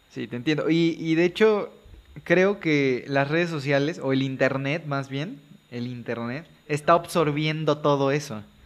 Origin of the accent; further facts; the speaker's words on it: Veracruz, Mexico; soy de Veracruz